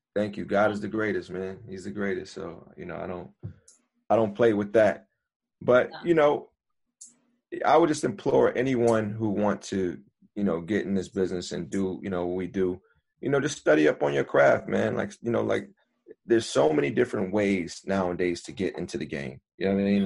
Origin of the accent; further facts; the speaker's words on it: Buffalo, New York, United States; now in New York City, United States; I'm from Buffalo originally